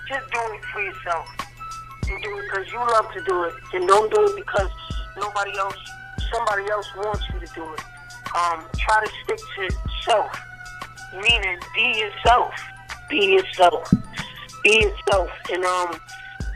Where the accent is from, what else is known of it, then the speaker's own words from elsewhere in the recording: New York City, New York, United States; also born or lived in Connecticut; I'm from Brooklyn